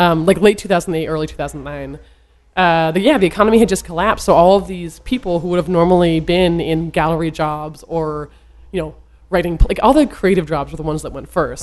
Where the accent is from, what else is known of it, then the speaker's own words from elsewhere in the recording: Vermont, United States; I'm from Vermont